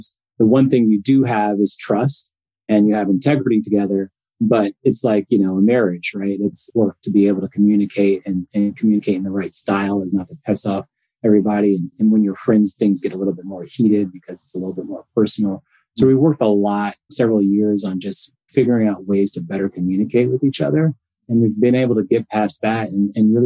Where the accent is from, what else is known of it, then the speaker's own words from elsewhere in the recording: Connecticut, United States; moved away as an adult; now in Los Angeles, United States; a family that I grew up with in Connecticut.